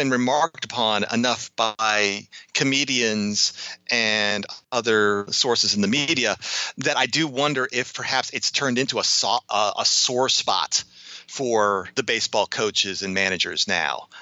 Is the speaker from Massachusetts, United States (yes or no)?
no; Chicago, Illinois, United States; growing up in the Chicago area